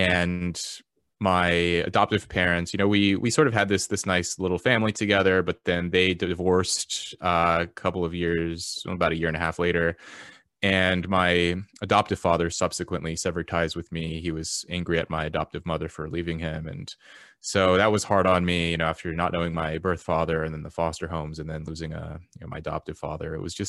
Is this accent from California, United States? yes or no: yes; Los Angeles, California, United States; I was born into poverty in Los Angeles. My mother was an immigrant from South Korea, and she became addicted to drugs.